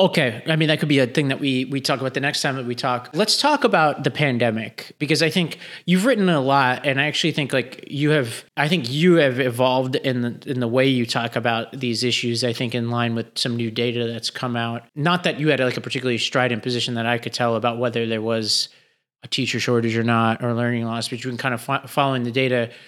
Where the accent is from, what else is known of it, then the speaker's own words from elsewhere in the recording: New York City, New York, United States; I grew up in Staten Island